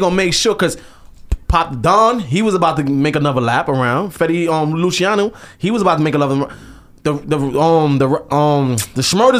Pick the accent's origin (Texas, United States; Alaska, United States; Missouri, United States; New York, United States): New York, United States; New York City; Brooklyn, Canarsie, Flossie, I'm from Brownsville.